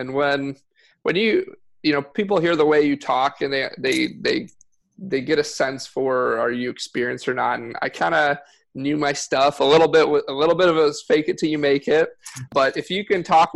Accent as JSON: {"language": "English", "town": "West Bloomfield", "region": "Michigan", "country": "United States", "tie": "born or raised there", "moved": "as an adult", "lives_now": "Texas, United States", "said": "Outside of Detroit, yeah, in the suburbs, West Bloomfield area"}